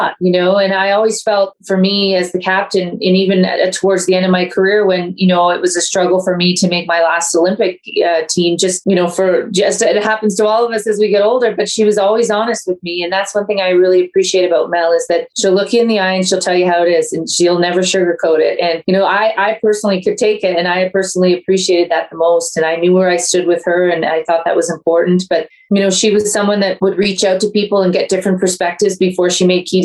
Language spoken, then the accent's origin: English; Ontario, Canada; moved away as an adult; now in Calgary, Canada; I've lived here for almost 17, 18 years, and I'm from Ontario